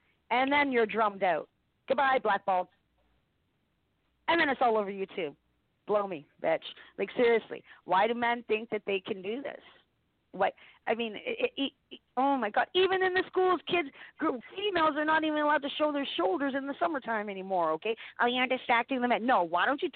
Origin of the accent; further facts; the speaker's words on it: Canada; I'm Canadian.